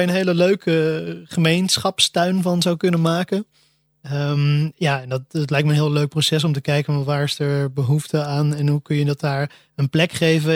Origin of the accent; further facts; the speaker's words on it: Almere, Flevoland, Netherlands; ik ben, zoals in het begin genoemd, opgegroeid in Almere